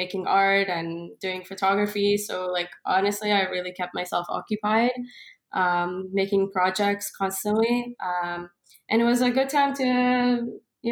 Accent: Montreal, Quebec, Canada; moved away as an adult; also born or lived in New York, United States; now in Israel; I moved from Israel to Montreal when I was about 6 years old, a little younger than 6 years old. I lived in Montreal like practically all of my life.

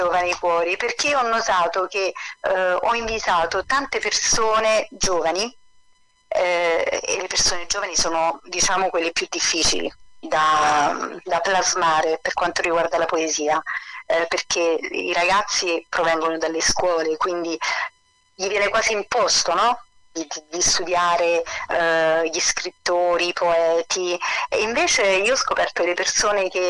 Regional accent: Campania, Italy; e quindi nel Sannio, nel cuore del Sannio, a un passo da Telese Terme, diciamo. E il mio paesino è un serpentone ai piedi della, della montagna, ai monti del Taburno.

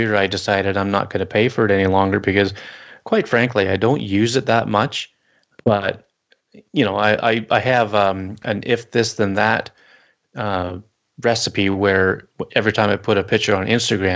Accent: Canada; as a Canadian

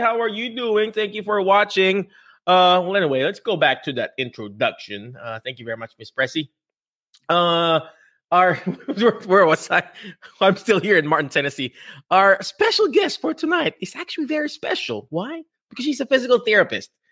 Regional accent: Philippines; accent: Filipino; my Filipino, my Filipino accent

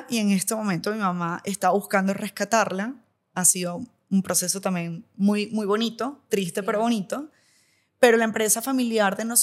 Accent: Venezuela; also born or lived in Maracaibo; Además que nací en Maracaibo, a mí me cuesta decir de dónde soy de Venezuela porque es que he vivido en cuatro ciudades, o sea, viví en cuatro ciudades de Venezuela, entonces, ah, soy de allá.

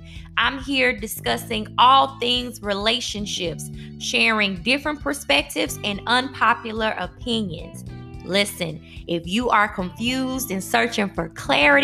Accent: the South, United States; accent: southern; My southern accent

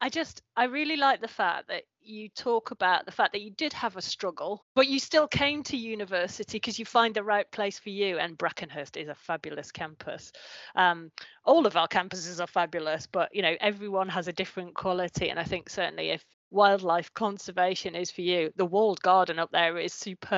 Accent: Newcastle upon Tyne, North East England, United Kingdom; also born or lived in Northumberland; I'm from Northumberland, well, Newcastle originally, so that's north

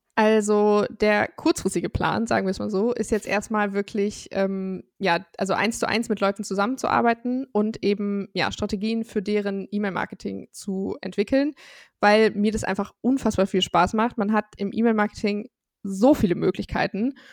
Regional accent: Bonn, North Rhine-Westphalia, Germany; ich komme aus Bonn im wunderschönen Rheinland

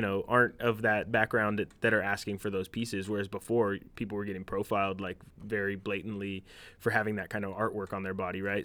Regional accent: Union City, California, United States; I grew up in Union City

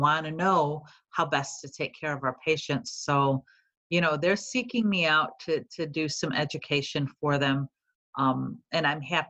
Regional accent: Chicago, Illinois, United States; accent: Chicago; moved away as an adult; now in Cincinnati, United States; I've been a Chicago girl all my life, if you haven't been able to tell from my accent

